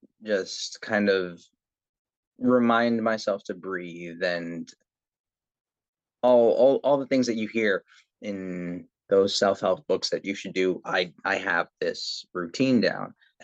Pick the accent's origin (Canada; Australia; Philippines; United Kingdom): Philippines; when it comes to, again, being Filipino and being person that people are looking to when it comes to the arts as a source of inspiration